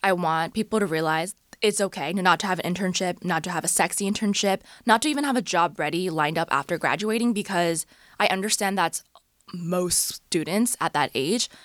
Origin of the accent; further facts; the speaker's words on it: Orange County, California, United States; moved away as an adult; also born or lived in Bay Area; now in Los Angeles, United States; I was born and raised in Orange County, so not too far from here